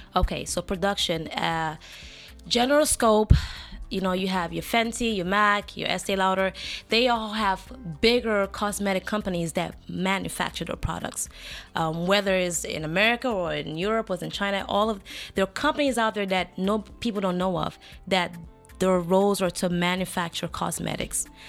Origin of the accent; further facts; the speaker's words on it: Limbe, Southwest Region, Cameroon; moved away; I am from Cameroon